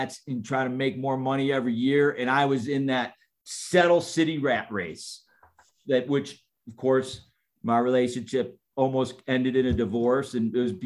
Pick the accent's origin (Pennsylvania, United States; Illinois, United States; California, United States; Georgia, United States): Illinois, United States; Chicago; also born or lived in Canada; I'm from Chicago